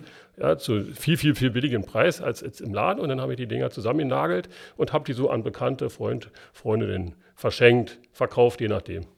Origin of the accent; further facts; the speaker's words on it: Berlin, Germany; accent: Berlin dialect; bin Ostberliner und wir haben das in der Schule nicht gelernt richtig Hochdeutsch zu sprechen.